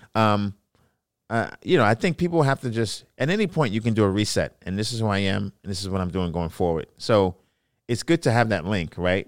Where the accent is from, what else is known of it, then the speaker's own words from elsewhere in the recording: New York City, New York, United States; I grew up in Brooklyn, New York